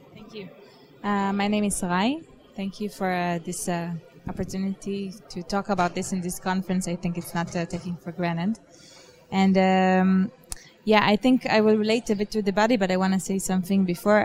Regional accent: Israel; moved away; I am originally from Israel

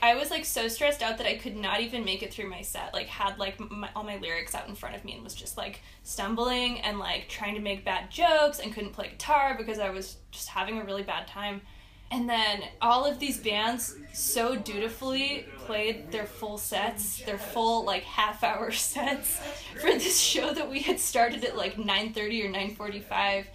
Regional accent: California, United States; I'm from California

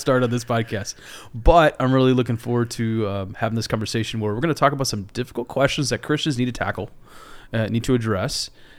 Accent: Iowa, United States; moved away as an adult; And I had adopted it because I grew up in Iowa. You know, I didn't leave till my early 20s.

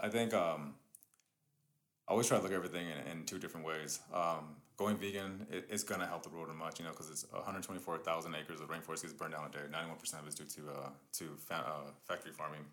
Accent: Riverside, California, United States; also born or lived in East Los Angeles; I was born in uh, East LA, and we moved to Riverside. I think I was like seven, eight around that time.

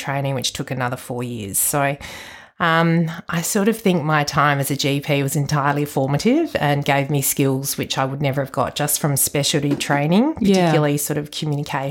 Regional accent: Waikerie, South Australia, Australia; also born or lived in Adelaide; I actually grew up in the Riverland in a little town called Wakery

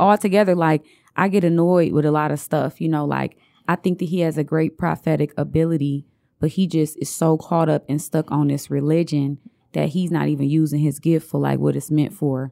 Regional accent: Detroit, Michigan, United States; also born or lived in Montgomery, Alabama; I grew up on Santa Barbara Street. My family still own two houses over there

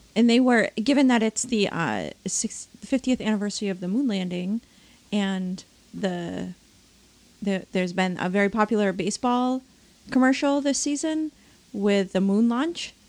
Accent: Maine, United States; I'm from Maine

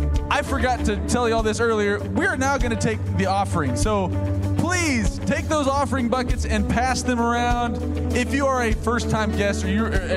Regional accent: the South, United States; I'm from the South

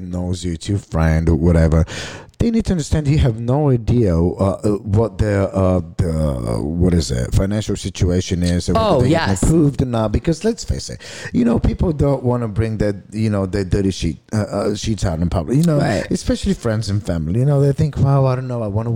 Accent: Bulgaria; now in United States; I come from Bulgaria.

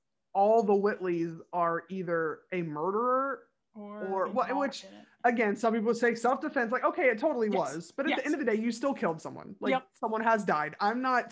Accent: Bible Belt, Southern United States, United States; I'm from the Bible Belt. I was raised in that stuff.

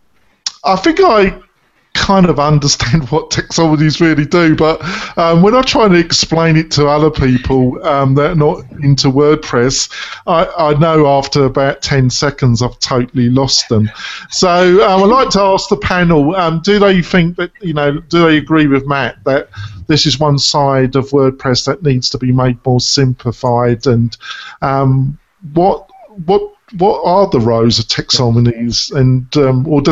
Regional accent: England, United Kingdom; I'm English

